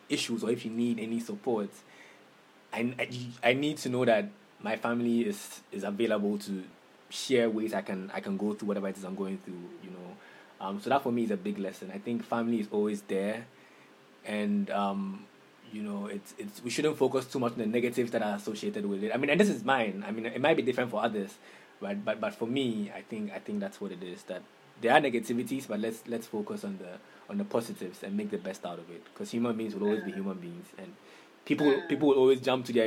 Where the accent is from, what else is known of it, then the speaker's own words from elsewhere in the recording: Takoradi, Western Region, Ghana; moved away as an adult; also born or lived in Cape Coast, Ghana; now in Accra, Ghana; I grew up in Takoradi. I lived in Takoradi for the first about 18 years of my life